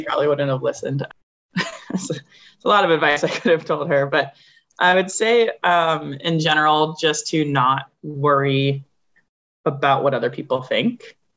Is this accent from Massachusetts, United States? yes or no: yes; Concord, Massachusetts, United States; moved away as an adult; I grew up in Concord, Massachusetts